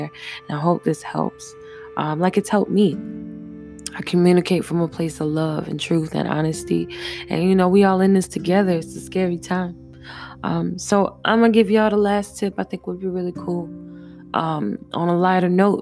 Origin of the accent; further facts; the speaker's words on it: Jacksonville, Florida, United States; also born or lived in Virginia; I'm from Duval County, so, you know what I'm saying, by way of Virginia. So I grew up having to be sharp with the tongue